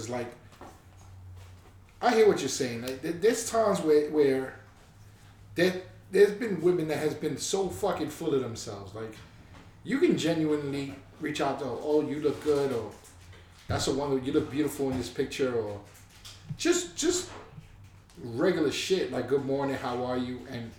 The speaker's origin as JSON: {"language": "English", "region": "New York", "country": "United States", "said": "I'm a New Yorker"}